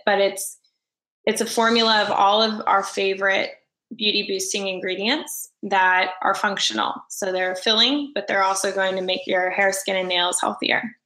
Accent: Orlando, Florida, United States; moved away as an adult; also born or lived in St. Augustine, Florida; now in Los Angeles, United States; I grew up in Orlando and then I went to school in St. Augustine

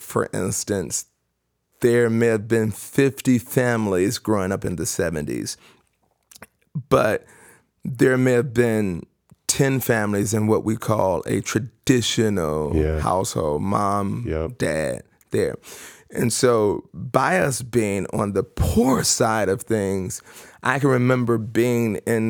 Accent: Chicago, Illinois, United States; Life for me as a child and still as an adult is South Side of Chicago.

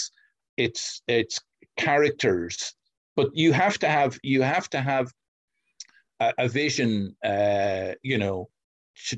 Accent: Kildare, Leinster, Ireland; Kildare, my hometown

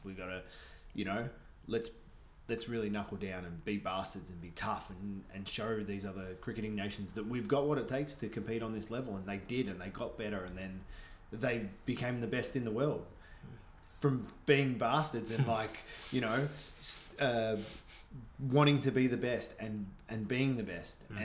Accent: Australia; moved away as an adult; also born or lived in Canada; now in Vancouver, Canada; growing up in Australia

